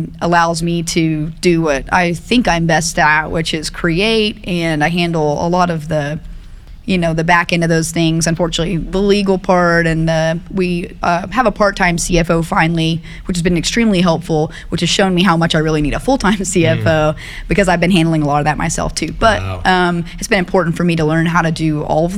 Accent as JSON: {"language": "English", "town": "Tulsa", "region": "Oklahoma", "country": "United States", "tie": "born or raised there", "lives_now": "Oklahoma City, United States", "said": "I grew up in South Tulsa"}